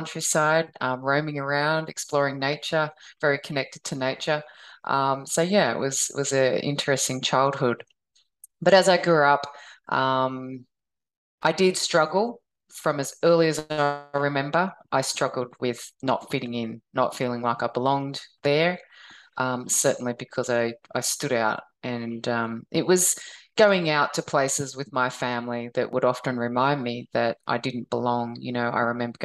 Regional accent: Australia; also born or lived in Vietnam; my adoptive parents, they actually flew to Vietnam to pick me up during the middle of that war, and bring me back to Australia. I was only a 5-month-old baby

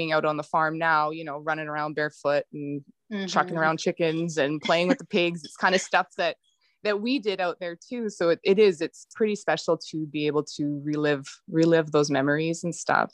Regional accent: Peace River, Alberta, Canada; I'm originally from Peace River, born and raised

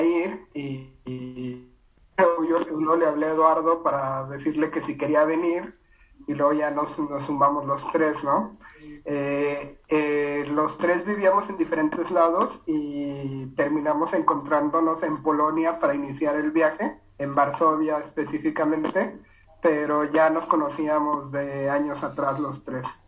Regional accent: Ciudad Juárez, Chihuahua, Mexico; Yo soy de Ciudad Juárez

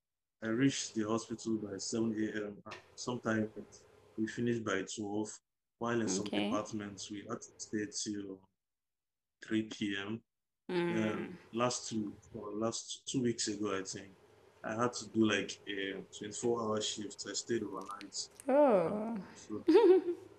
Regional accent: Nigeria; also born or lived in China; now in Ghana; I'm Nigerian

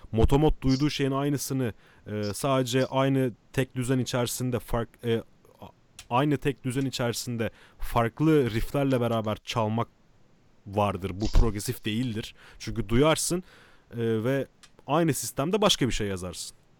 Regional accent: Kadıköy, Istanbul, Turkey; Kadıköy acilin içinde büyüdük

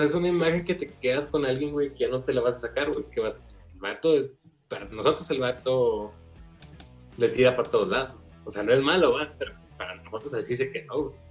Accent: Mexico; soy mexicano

